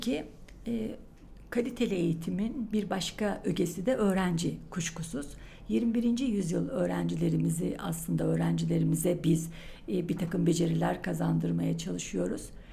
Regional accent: Niğde, Turkey; moved away as an adult; also born or lived in İzmir / Gümüşhane; now in Ankara, Turkey; 1959 Niğde doğumluyum. Ee, ilk orta ve lise eğitimimi Niğde'de tamamladım.

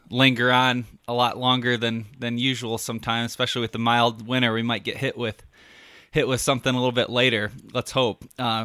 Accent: Michigan, United States; when I first started hunting here and growing up in Michigan, we just didn't have all the different kind of spectrums that go into hunting different seasons

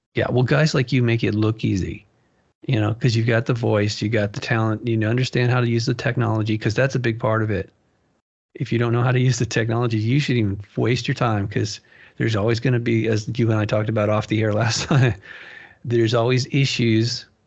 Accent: Malibu, California, United States; moved away; growing up in Malibu

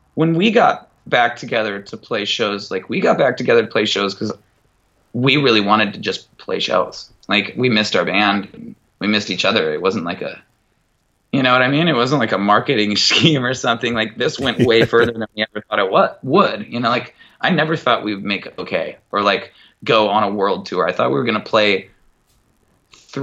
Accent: Mukilteo, Washington, United States; from Muckle TL that like plays guitar

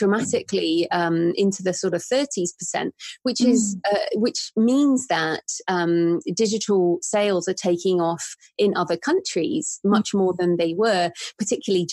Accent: England, United Kingdom; I'm very English.

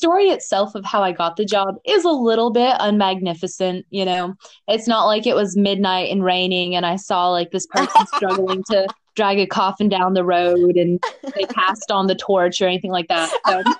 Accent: Coral Springs, Florida, United States; I was from the Parkland, like Coral Springs, Miramar, Coconut Creek area.

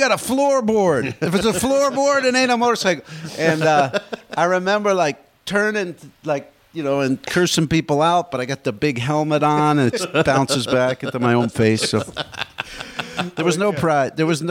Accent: New Jersey, United States; moved away; I grew up in New Jersey.

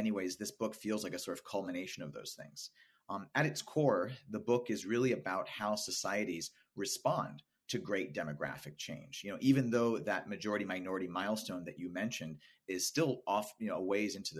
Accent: Los Angeles, California, United States; I grew up in Los Angeles, California, and I went to Los Angeles Unified School District schools

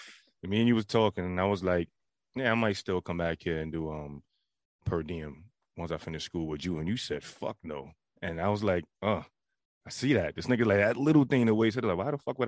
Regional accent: United States; I grew up in American

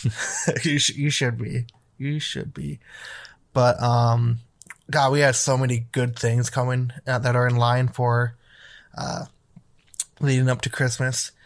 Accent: Wisconsin, United States; moved away; I grew up in Wisconsin

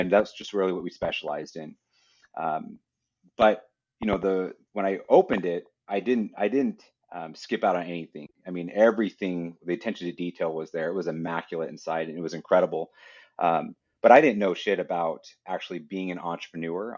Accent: Idaho, United States; I'm from Idaho

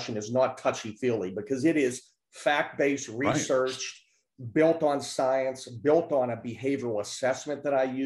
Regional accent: Pittsburgh, Pennsylvania, United States; I'm originally from Pittsburgh, Pennsylvania

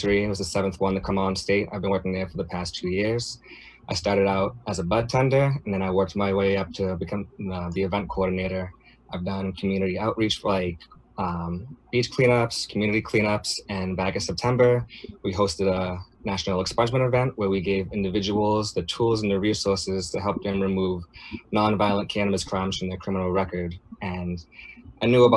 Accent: Quincy, Massachusetts, United States; I've lived in Massachusetts my whole life. I grew up in Quincy.

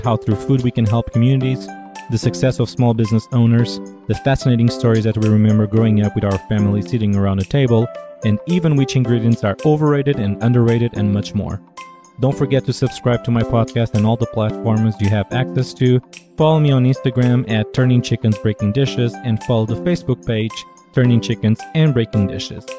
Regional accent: Portugal; moved away as an adult; now in Washington, D.C., United States; I'm originally from Portugal and I've been living in Washington, D.C. for the last nine years.

